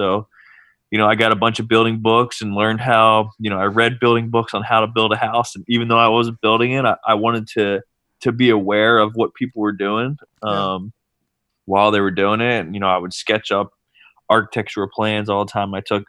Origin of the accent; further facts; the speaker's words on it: Cape May, New Jersey, United States; I'm from Cape May, New Jersey.